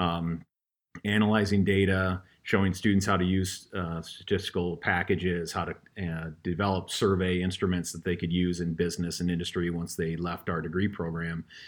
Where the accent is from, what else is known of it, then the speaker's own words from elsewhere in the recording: Fort Pierre, South Dakota, United States; moved away; it's in my hometown of Pier, Fort Pier.